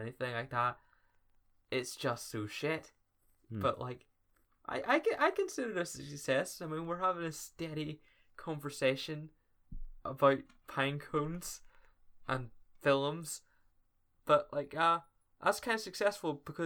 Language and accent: English; Ireland; accent: Irish; We're Irish